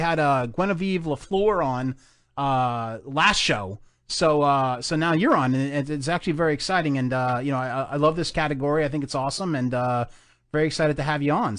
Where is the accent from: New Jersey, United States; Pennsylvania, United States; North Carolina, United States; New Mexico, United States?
New Jersey, United States; I'm from Jersey.